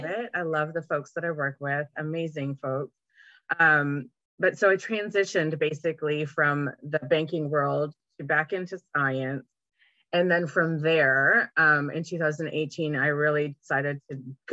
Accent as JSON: {"language": "English", "country": "Canada", "also_born_or_lived": "Vancouver, British Columbia", "moved": "as an adult", "lives_now": "Oklahoma, United States", "said": "I live in Oklahoma. I'm originally from Canada"}